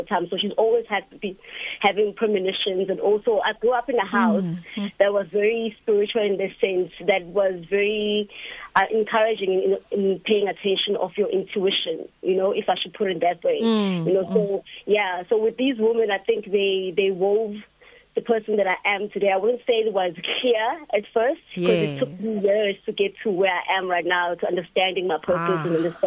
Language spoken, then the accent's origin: English; Durban, KwaZulu-Natal, South Africa; I grew up moving around and experiencing Durban in different ways